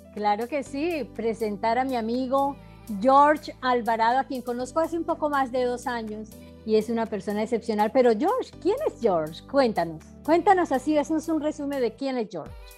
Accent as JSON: {"language": "Spanish", "country": "Colombia", "said": "Yo soy colombiana como César, somos colombianos"}